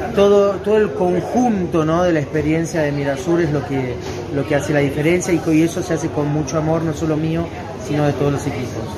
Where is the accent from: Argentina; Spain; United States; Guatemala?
Argentina; also born or lived in southern France; now in France; mi tierra, Argentina